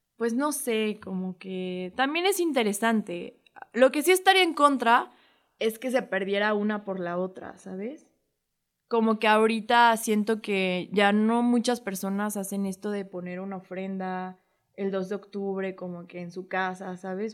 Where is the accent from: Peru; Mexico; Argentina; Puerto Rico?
Mexico; lo que nos define como, como mexicanos